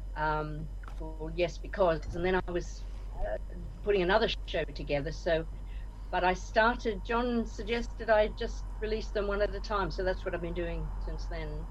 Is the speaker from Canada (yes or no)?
no; Australia; moved away as an adult; also born or lived in Scotland / Nigeria; now in Liverpool, United Kingdom; born and bred in Australia, came over to the UK in my early 20s